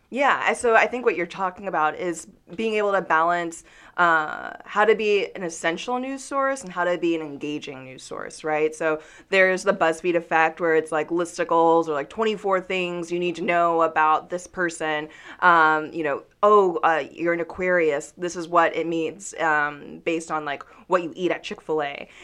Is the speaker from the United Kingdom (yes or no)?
no; Newnan, Georgia, United States; I grew up in Noonan, Georgia